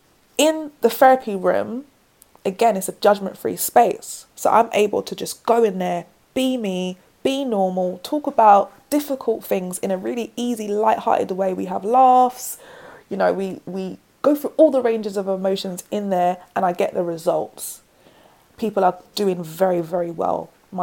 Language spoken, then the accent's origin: English; London, United Kingdom; accent: South London; And I've got like my braids, my South London accent.